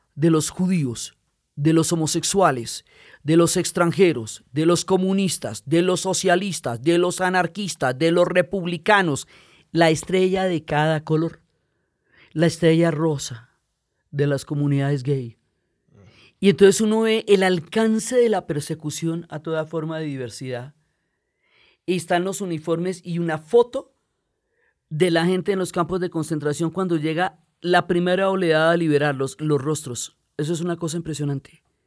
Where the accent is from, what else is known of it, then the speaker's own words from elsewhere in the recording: Colombia; also born or lived in Chicago, United States; yo me crié en Chicago, chiquita, y luego regresamos a Colombia